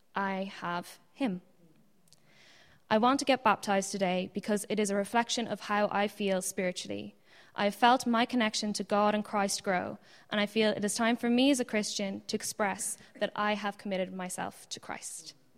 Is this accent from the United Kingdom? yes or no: no; Ireland; also born or lived in Ann Arbor, Michigan, United States; I was born in Ann Arbor, Michigan, and we moved to Ireland when I was five and a half